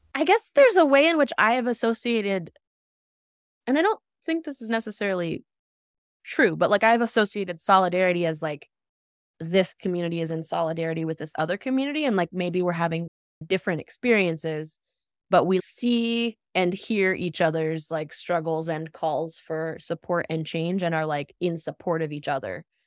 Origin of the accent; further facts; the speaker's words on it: Appalachia, United States; moved away as an adult; also born or lived in Northeast US; growing up in Appalachia and, like, leaving the region for the Northeast for college